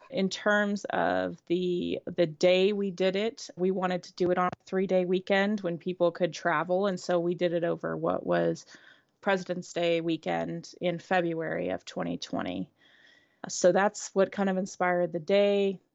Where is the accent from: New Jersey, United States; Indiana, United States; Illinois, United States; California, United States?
Indiana, United States; Indianapolis; I grew up in the Midwest, in Indianapolis